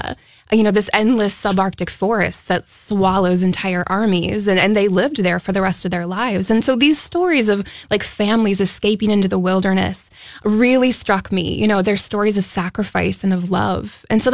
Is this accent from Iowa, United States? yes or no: no; Minnesota, United States; as a Minnesotan